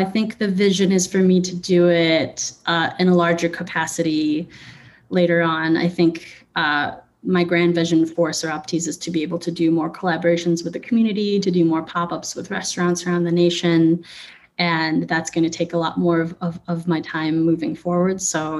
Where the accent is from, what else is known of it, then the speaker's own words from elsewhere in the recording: Philippines; it was kind of melding my two worlds of me as a musician and then me as a business owner and me as a Filipino, all those things.